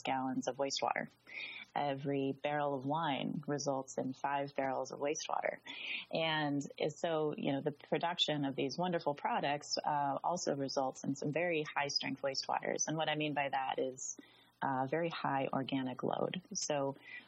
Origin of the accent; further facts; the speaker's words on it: Southwest, United States; moved away; also born or lived in Southern California; I grew up in the Southwest, Arizona and New Mexico, high deserts, in some very rural areas